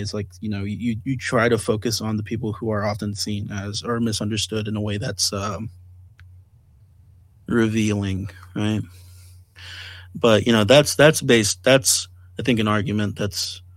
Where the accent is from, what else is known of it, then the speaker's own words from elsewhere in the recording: California, United States; I was growing up in California